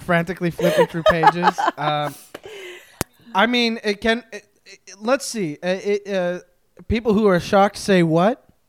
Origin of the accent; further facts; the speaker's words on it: Montreal, Quebec, Canada; I am an East Coast boy. I am from Montreal.